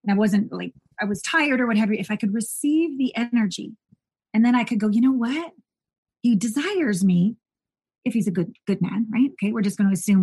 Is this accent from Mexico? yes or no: no; Canada; growing up in Canada